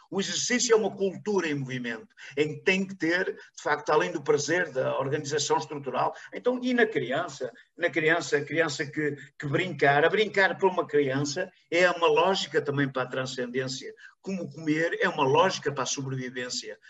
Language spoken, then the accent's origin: Portuguese; Paços de Ferreira, Porto District, Portugal; aqui na minha terra, aqui em Pasto Ferreira